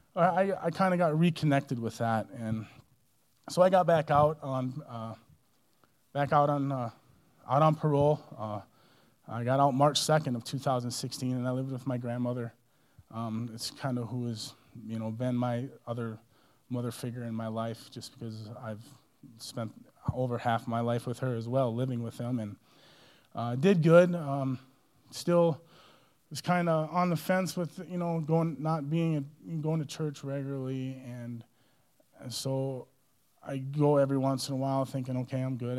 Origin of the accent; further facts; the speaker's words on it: Minnesota, United States; moved away; also born or lived in Colorado Springs; growing up in Minnesota, uh, I grew up in a small Catholic family